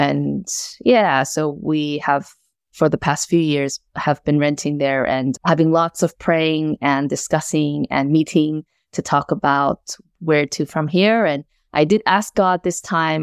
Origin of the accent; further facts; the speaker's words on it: United States; moved away as an adult; also born or lived in South Korea; now in Melbourne, Australia; immigrated to the U S when I was eight, lived there for the rest of my life, began doing ministry, pastoral ministry in America